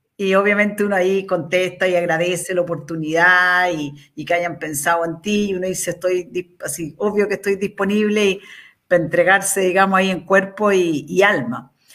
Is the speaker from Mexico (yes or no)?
no; Chile; los 18 millones casi que somos de chilenos